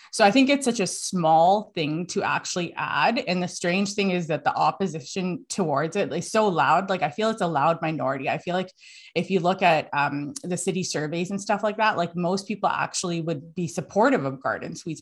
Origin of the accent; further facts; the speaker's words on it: Alberta, Canada; now in Toronto, Canada; I'm from Alberta originally